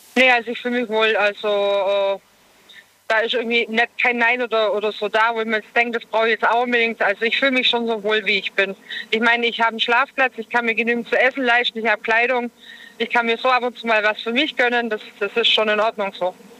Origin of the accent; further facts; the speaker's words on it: Germany; Ich komme aus Deutschland